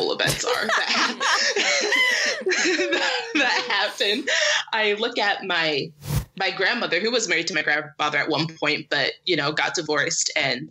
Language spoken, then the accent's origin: English; Syracuse, New York, United States; growing up in Syracuse, which is very white